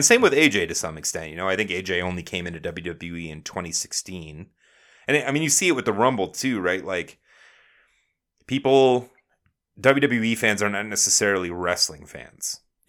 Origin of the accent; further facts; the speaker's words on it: Canada; Yeah, I'm a garbage human. I'm Canadian garbage human.